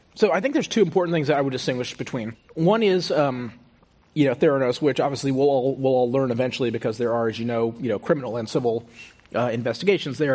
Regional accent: Houston, Texas, United States; moved away; also born or lived in Stanford; I grew up in Houston.

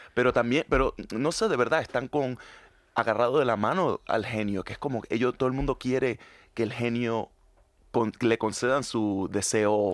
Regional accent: Panama; now in Madrid, Spain; Yo soy panameño, latinoamericano

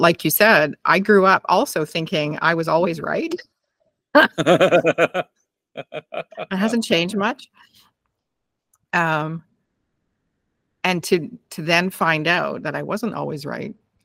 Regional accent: Canada; I'm so Canadian

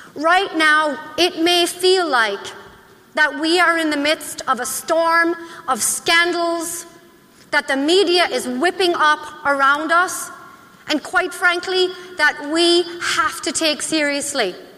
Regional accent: Ireland; now in United States; I am Irish

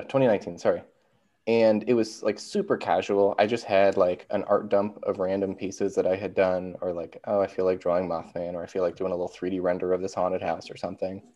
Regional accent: Marysville, Ohio, United States; I'm from Columbus, Ohio. Well, technically Marysville, Ohio

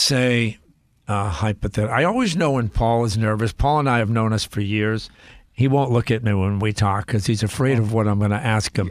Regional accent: Cambridge, Massachusetts, United States; growing up in East Cambridge, and again, we grew up very poor

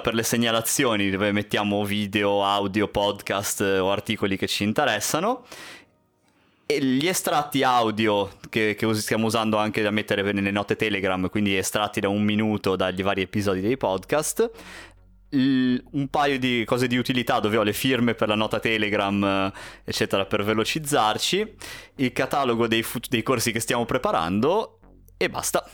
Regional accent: Genoa, Liguria, Italy; siamo di Genova

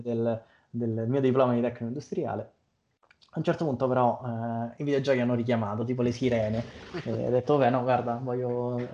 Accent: Monterotondo, Lazio, Italy; io vengo dalla provincia di Roma, eh, in particolare da Montrotondo

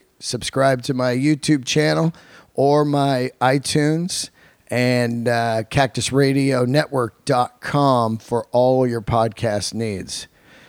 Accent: San Francisco, California, United States; moved away; San Francisco, my hometown

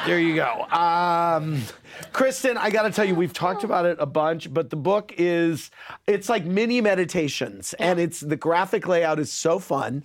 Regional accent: St. Louis, Missouri, United States; my hometown of St. Louis

